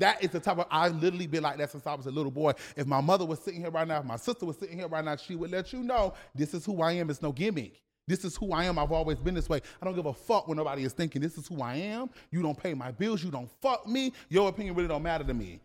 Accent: Savannah, Georgia, United States; I am from Savannah, Georgia

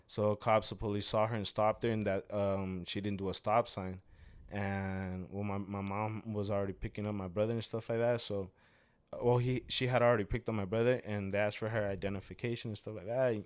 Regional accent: Mexico; moved away; yo vengo de Mexico

